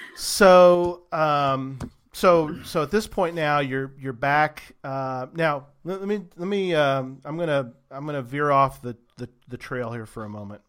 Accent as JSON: {"language": "English", "region": "Texas", "country": "United States", "said": "I'm from Texas"}